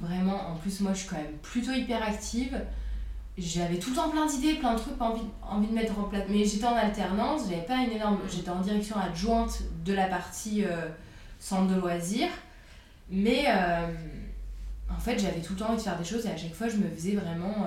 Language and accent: French; France; also born or lived in Burgundy / Paris / Annecy; j'ai grandi en Bourgogne. Euh, et, à Paris, donc euh, entre les deux, vu que mes parents sont séparés